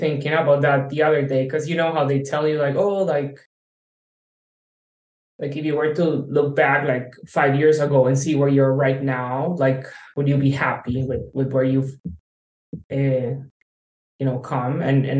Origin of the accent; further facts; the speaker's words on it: Colombia; also born or lived in Uruguay / China; now in San Francisco, United States; I was born in Uruguay to Colombian parents. I grew up in Colombia, so I'm Colombian. I lived in 7 countries so far.